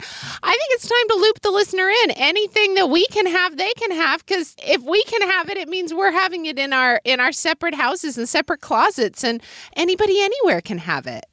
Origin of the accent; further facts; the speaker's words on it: Oklahoma City, Oklahoma, United States; moved away; a street vendor in Oklahoma City in my childhood